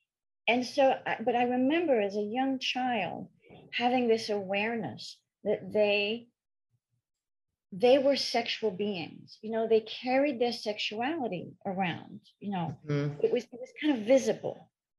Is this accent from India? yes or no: no; Paris, Île-de-France, France; I was born and raised in Paris. To a French father and an English mother. So I grew up bilingual, which is why I don't sound French. I don't have that sexy French accent.